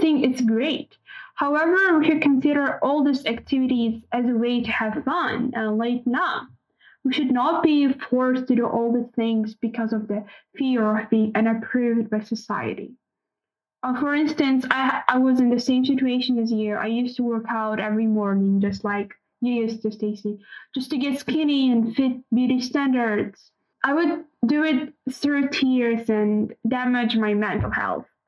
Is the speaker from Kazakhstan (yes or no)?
yes; Kazakhstan; from Kazakhstan